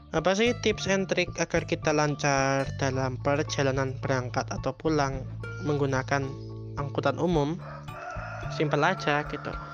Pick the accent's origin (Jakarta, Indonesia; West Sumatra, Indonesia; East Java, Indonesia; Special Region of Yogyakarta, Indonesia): Special Region of Yogyakarta, Indonesia; Yogyakarta; saya pindah dari SD Muhammadiyah ya dari kelas 3 menuju kelas 4 di sebuah yayasan yang ada di utara di kota Yogyakarta